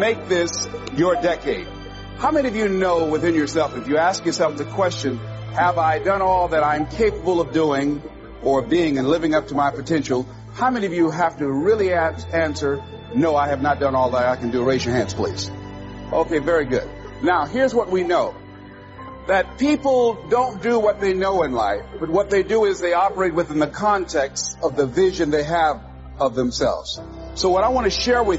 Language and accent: English; Miami, Florida, United States; I was born in Liberty City on a floor on 62nd Street, a twin brother and me